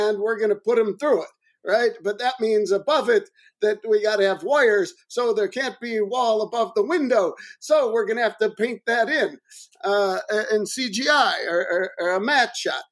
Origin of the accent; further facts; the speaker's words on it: Chicago, Illinois, United States; Roger Ebert, my hometown critic